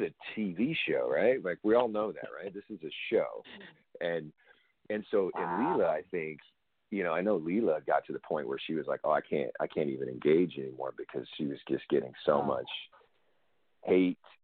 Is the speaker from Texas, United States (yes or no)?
no; Washington, United States; I come from a little tiny three stoplight farm town in the middle of Washington State